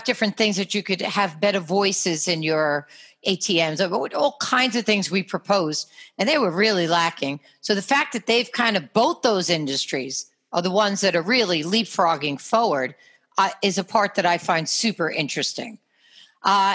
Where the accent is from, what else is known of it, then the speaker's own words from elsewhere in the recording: New York, United States; accent: New York; my New York accent